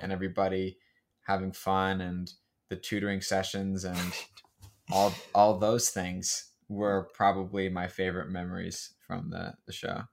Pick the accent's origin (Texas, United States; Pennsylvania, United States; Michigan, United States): Pennsylvania, United States; moved away; the local middle school back where I grew up outside of Pennsylvania